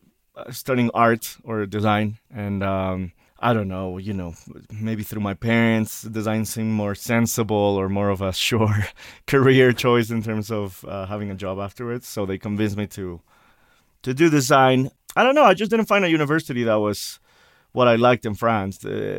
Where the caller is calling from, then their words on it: Mexico City, Mexico; Yeah, I'm zooming in from Mexico City.